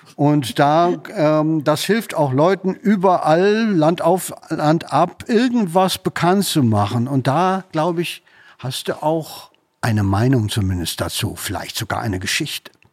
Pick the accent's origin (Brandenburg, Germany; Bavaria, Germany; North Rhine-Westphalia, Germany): North Rhine-Westphalia, Germany; Münster; moved away; ich komme ja aus Münster